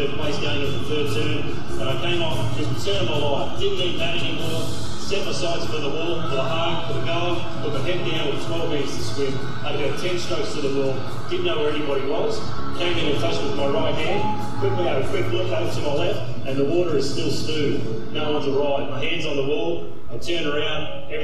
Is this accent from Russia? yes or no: no; Australia; as an Australian